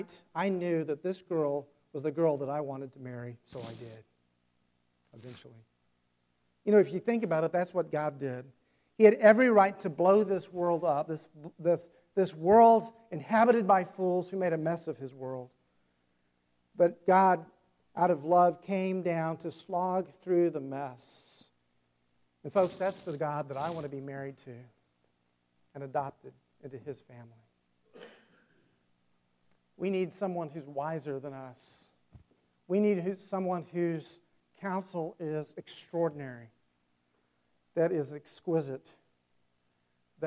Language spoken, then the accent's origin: English; South Carolina, United States; He pastored in a town where I grew up in South Carolina, or close to the town I grew up in.